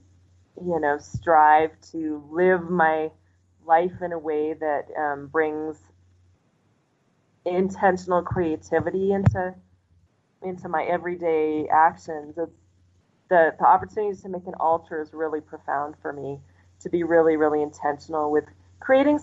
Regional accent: United States; moved away as an adult; now in Mexico; growing up in the United States

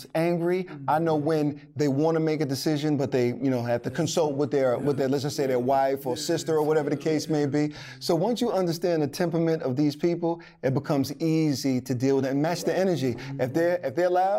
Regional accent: Long Island, New York, United States; We're from Long Island, New York.

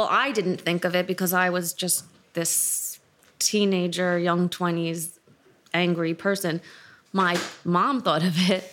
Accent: New York City, New York, United States; I grew up in New York City, in Manhattan

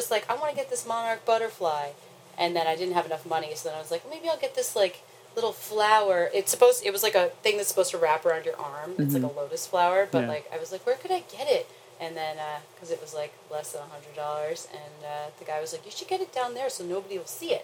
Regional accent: Long Island, New York, United States; I'm from Long Island

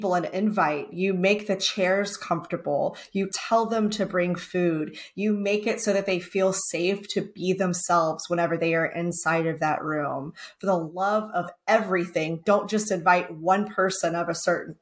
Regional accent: Texas, United States; now in North Carolina, United States; I'm from Texas

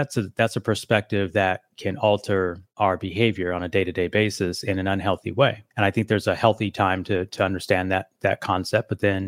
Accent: Las Vegas, Nevada, United States; I'm here from Las Vegas, Nevada.

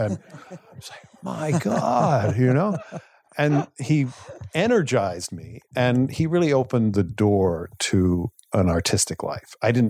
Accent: Vermont, United States; Well, I grew up in Vermont, in a small town, more cows than people, literally more cows than people.

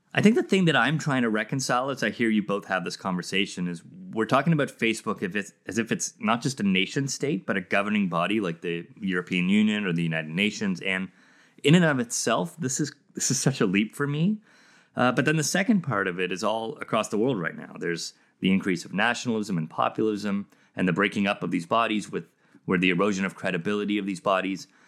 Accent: South Africa; I grew up in South Africa

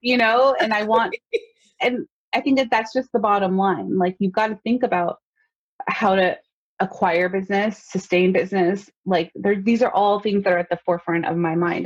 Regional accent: Los Angeles, California, United States; also born or lived in New York; I was born and raised in Los Angeles

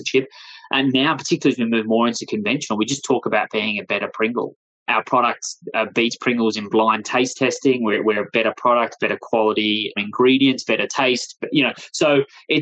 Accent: Australia; accent: Australian; moved away as an adult; now in United States; as you can hear from my accent, I'm originally from Australia. I've been in the US here now for nearly 4 years

